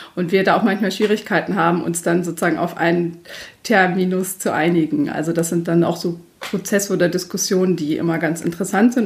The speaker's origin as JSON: {"language": "German", "town": "Göttingen", "region": "Lower Saxony", "country": "Germany", "tie": "born or raised there", "lives_now": "Braunschweig, Germany", "said": "Ich komme äh, gebürtig aus Göttingen"}